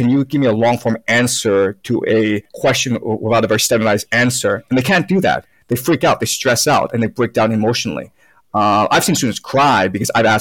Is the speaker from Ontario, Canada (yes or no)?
yes; Toronto, Ontario, Canada; English is a second language; also born or lived in China; now in Beijing, China; And we went over to Canada, Toronto, when I was 6-7 years old